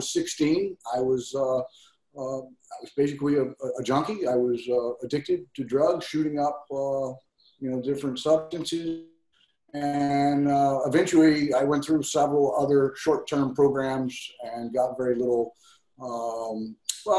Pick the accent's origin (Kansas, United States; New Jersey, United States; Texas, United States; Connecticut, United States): Texas, United States; moved away as an adult; now in Hawaii, United States; my home state of Texas